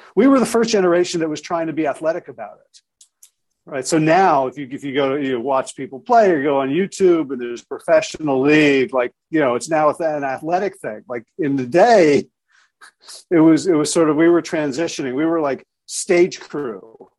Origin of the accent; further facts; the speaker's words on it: South Orange, New Jersey, United States; now in Pittsboro, United States; I grew up in South Orange, New Jersey